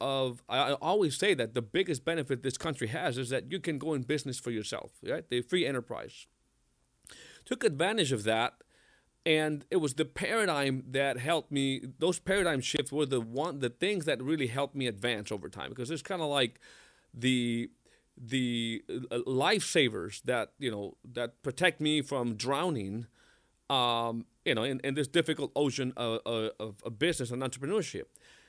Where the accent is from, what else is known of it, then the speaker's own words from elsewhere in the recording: Mexico; English is a second language; moved away; I came from Mexico in 1998 for the second time, left home. So I left home with $10 in my pocket and was working at a factory